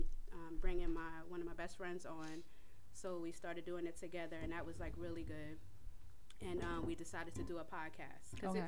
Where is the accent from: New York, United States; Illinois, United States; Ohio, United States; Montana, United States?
New York, United States; now in Charlotte, United States; I'm originally from New York, but I moved to Charlotte.